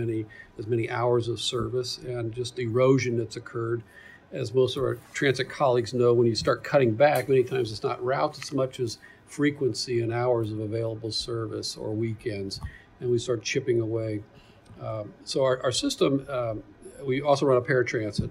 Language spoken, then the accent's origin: English; Louisville, Kentucky, United States; now in Indianapolis, United States; I'm from Kentucky, Louisville originally